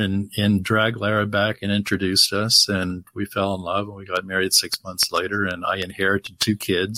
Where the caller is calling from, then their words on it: Miami, Florida, United States; Miami, and I looked at it's only supposed to go to 88 Fahrenheit today.